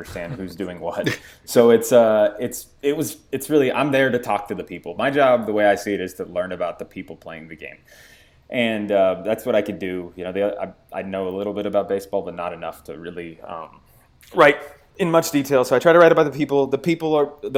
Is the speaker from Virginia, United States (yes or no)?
no; Santa Clarita, California, United States; my hometown of Santa Clarita, California